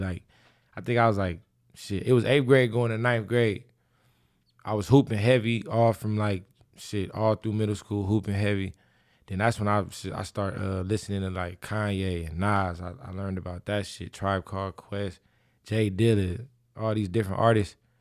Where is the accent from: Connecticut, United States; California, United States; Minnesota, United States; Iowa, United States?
California, United States; Inglewood; I grew up in Inglewood, so I was able to walk home from school